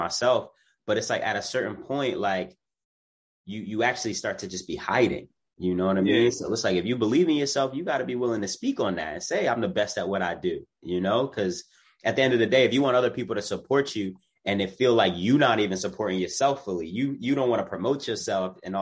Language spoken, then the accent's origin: English; Philadelphia, Pennsylvania, United States; I'm a kid from Germantown